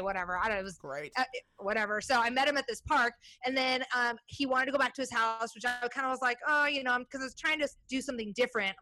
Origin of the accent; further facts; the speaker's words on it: Iowa, United States; now in Portland, United States; I grew up in Iowa